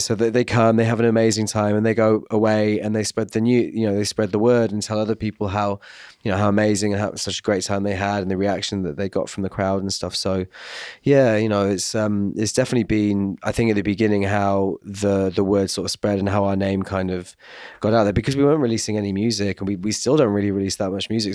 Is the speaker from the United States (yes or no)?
no; Glastonbury, South West England, United Kingdom; moved away; I'm from Glastonbury as well, it's my home, my home village pretty much